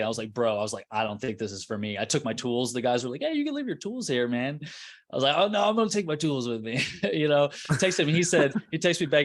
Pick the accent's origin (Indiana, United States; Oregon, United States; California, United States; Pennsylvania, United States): Indiana, United States; Carmel; I'm from Indianapolis, Indiana, North Side, uh, Carmel